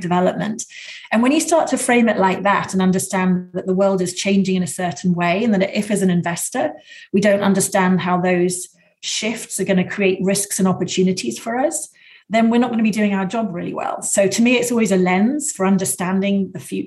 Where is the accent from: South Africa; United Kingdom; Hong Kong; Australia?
United Kingdom; moved away as an adult; also born or lived in Washington, D.C., United States / Chicago, United States; now in California, United States; I grew up and I worked in the UK, as you can probably tell from my accent, for the first 30 years.